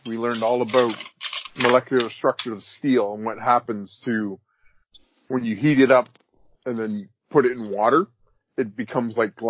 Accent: Canada; also born or lived in Edmonton, Alberta

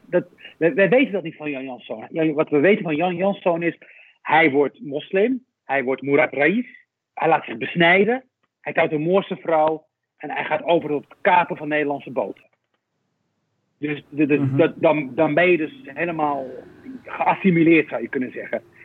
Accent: Rif, Morocco; now in Netherlands; Ik was in mijn geboortestreek. Eh, dat is Noord-Marokko, de Rif, de hele grillige kust het dorpje waar ik vandaan kom

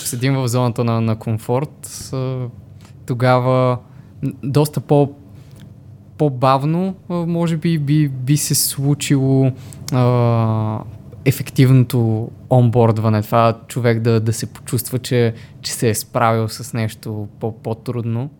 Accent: Montana, Montana Province, Bulgaria; also born or lived in Sofia; now in Montana, Bulgaria; се прибрах в родния си град Монтана

